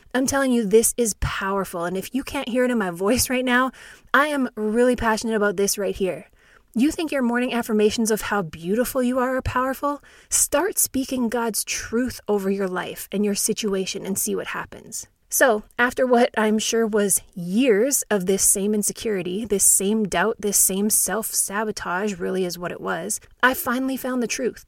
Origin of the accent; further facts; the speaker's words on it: Saskatchewan, Canada; I'm actually really glad I grew up in Saskatchewan, Canada